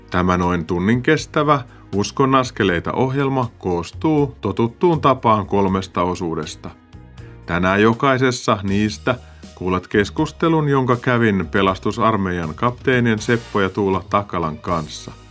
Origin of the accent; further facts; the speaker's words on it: Tampere, Pirkanmaa, Finland; now in Hämeenlinna, Finland; Joo, mä oon Tampereelta lähtöisin